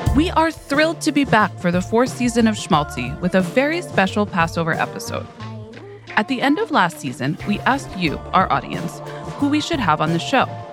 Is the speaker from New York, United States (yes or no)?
yes; New York, United States; I grew up in New York